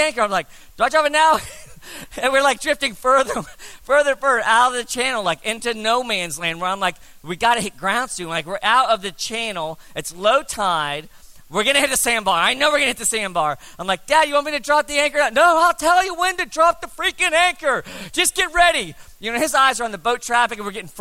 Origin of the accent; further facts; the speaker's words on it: South Florida, United States; We grew up in South Florida